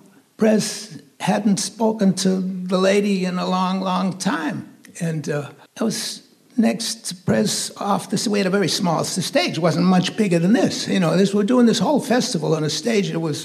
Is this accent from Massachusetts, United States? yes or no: yes; Boston, Massachusetts, United States; I was from Boston. I wasn't even part of the New York jazz establishment